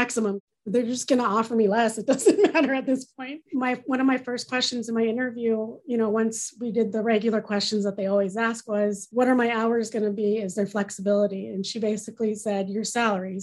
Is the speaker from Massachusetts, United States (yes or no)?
no; California, United States; moved away as an adult; now in Michigan, United States; I'm not from Michigan. I'm actually originally from California